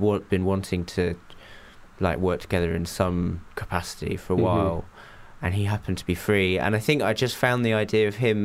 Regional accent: England, United Kingdom; also born or lived in Japan; I grew up in Japan till I was 8, and then we moved to England.

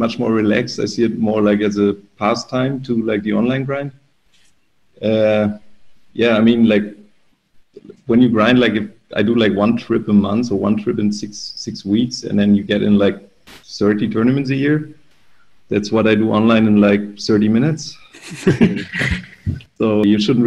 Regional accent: Germany; in my hometown

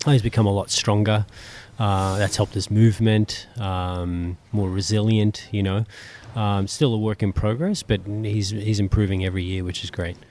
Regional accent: Australia; being Australian

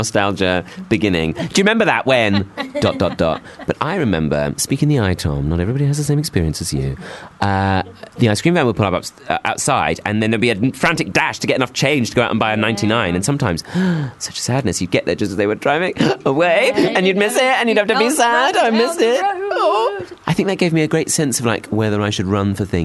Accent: Bromley, London, United Kingdom; where I grew up in Bromley.

